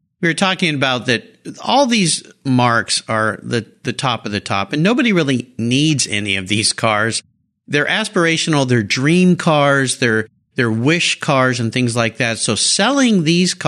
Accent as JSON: {"language": "English", "town": "La Jolla", "region": "California", "country": "United States", "tie": "born or raised there", "said": "I grew up in La Jolla, so I know that area really well"}